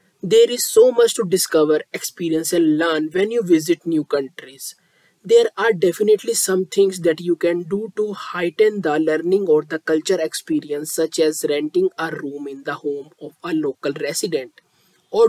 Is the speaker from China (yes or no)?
no; India; I am from India.